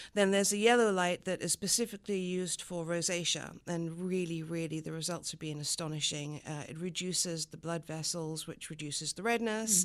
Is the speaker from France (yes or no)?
yes; the Riviera, Provence-Alpes-Côte d'Azur, France; first language French; English is a second language; moved away as an adult; also born or lived in London / America / Los Angeles; now in Buffalo, United States; moved back to London, where my mother's from, and lived in London until I was about eight and a half. And then at eight and a half, we moved to the south of France, actually, on the Riviera